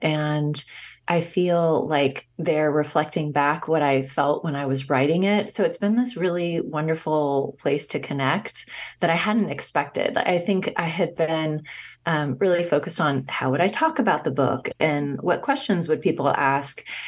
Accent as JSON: {"language": "English", "town": "Los Angeles", "region": "California", "country": "United States", "tie": "born or raised there", "said": "growing up in Los Angeles and then returning there and working. I was living in Calif-, I was living in Northern California"}